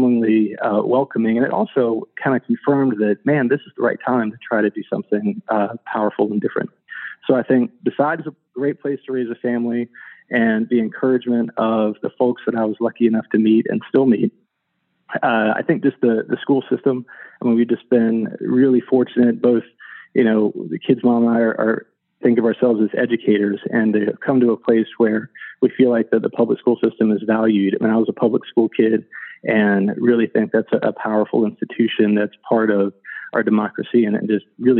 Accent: Northern Virginia, United States; moved away as an adult; also born or lived in North Carolina / outside Washington, D.C.; Originally, I grew up in Northern Virginia, and I'd spent most of my life in Virginia or North Carolina

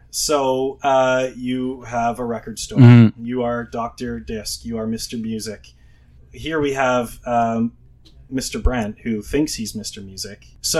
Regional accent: Thunder Bay, Ontario, Canada; Hey, I'm from Thunder Bay.

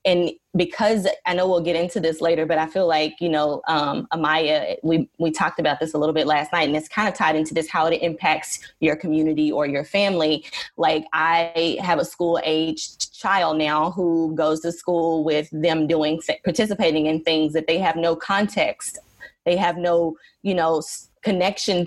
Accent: Dallas, Texas, United States; I grew up in Dallas, Texas

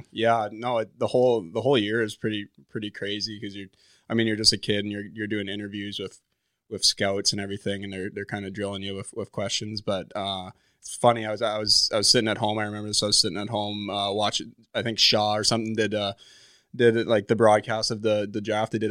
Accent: Calgary, Alberta, Canada; Well, I actually didn't grow up a, a Flames fan. I grew up a, a Penguins fan.

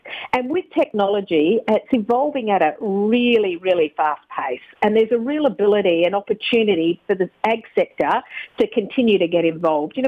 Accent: Country Western Australia, Australia; I'm from Country WA originally

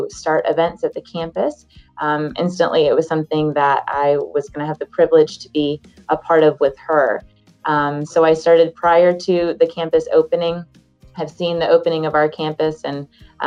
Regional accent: Central Florida, United States; I grew up here in Central Florida

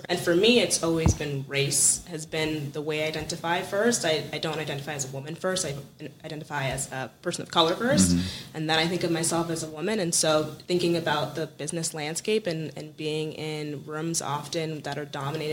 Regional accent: Eastern Washington State, United States; moved away as an adult; also born or lived in New York; I grew up in Eastern Washington State

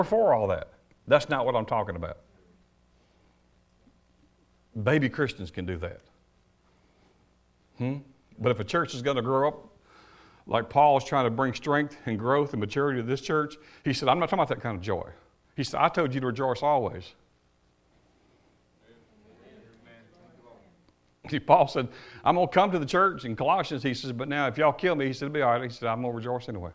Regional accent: United States; I am an American

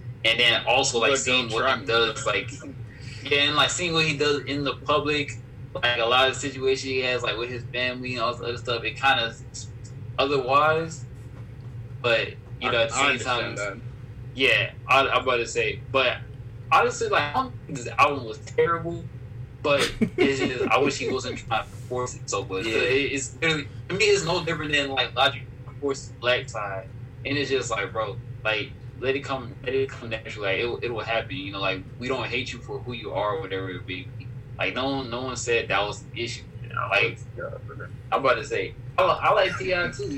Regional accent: Harlem, New York, United States; I'm just a creep because I'm from Harlem

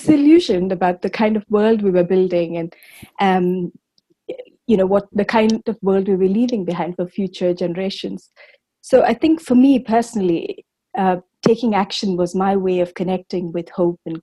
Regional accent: Bangalore, Karnataka, India; I grew up in Bangalore in South India

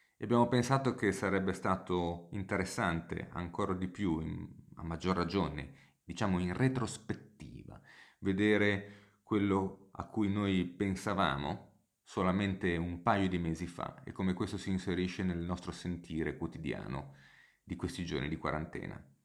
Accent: Genoa, Liguria, Italy; moved away as an adult; now in London, United Kingdom; Io sono originariamente di Genova e sono a Genova in questo momento, anche se poi vivo e lavoro comunemente a Londra

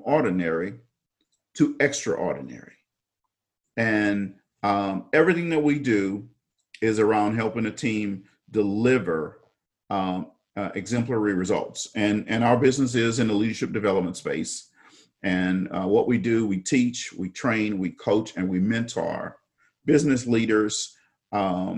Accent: Lake Charles, Louisiana, United States; I was born and raised in Lake Charles, Louisiana

